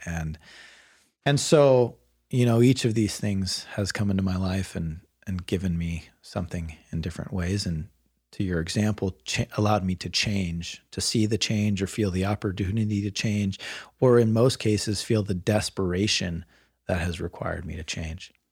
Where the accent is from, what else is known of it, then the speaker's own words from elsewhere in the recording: Bay Area, Marin County, California, United States; I grew up in the Bay Area, and um, and sort of progressive Marin County is where I went to high school